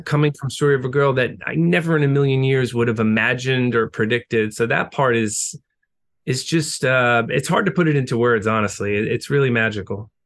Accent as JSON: {"language": "English", "area": "Long Island", "region": "New York", "country": "United States", "tie": "born or raised there", "said": "growing up on Long Island"}